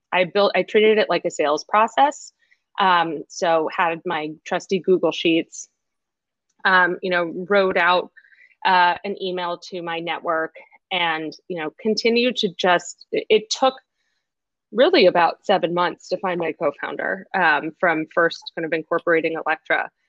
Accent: Boston, Massachusetts, United States; moved away as an adult; also born or lived in China / New York; I am originally from Boston

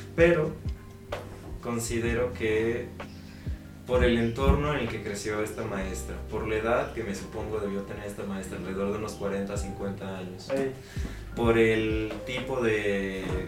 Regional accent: Mexico

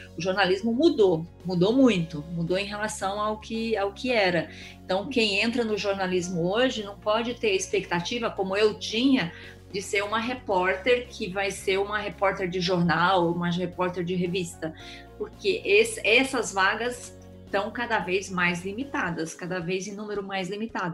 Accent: Eldorado, Brazil; Crescemos em Eldorado

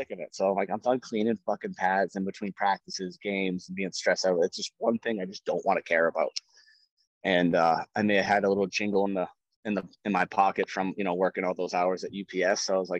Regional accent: New England, United States; I'm like, New England

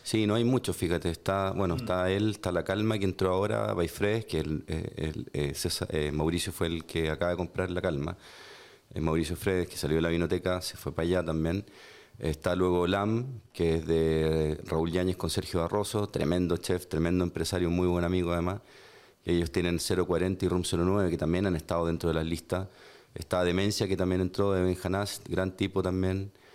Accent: Chile

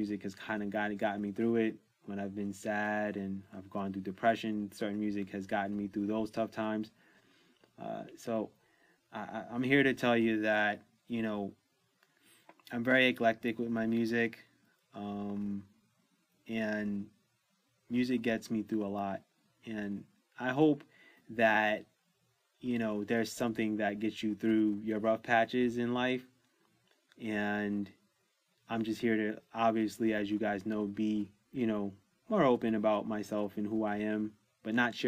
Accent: New York City, New York, United States; I grew up in New York City

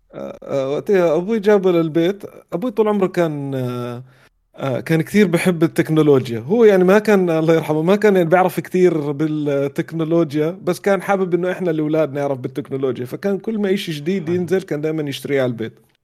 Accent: Amman, Amman Governorate, Jordan; moved away as an adult; also born or lived in Riyadh; بيتنا في عمان زي كانه متحف متحف طفولتي

